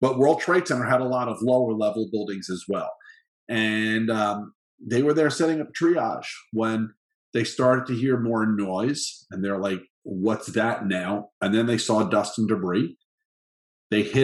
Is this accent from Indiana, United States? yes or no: no; Long Island, New York, United States; moved away; also born or lived in Parkland, Florida; I had the totally perfectly normal childhood growing up on Long Island